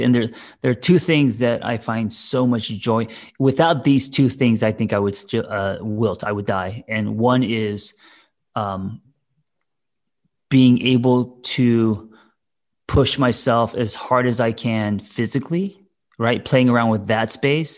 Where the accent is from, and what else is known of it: Glendale, United States; born or raised there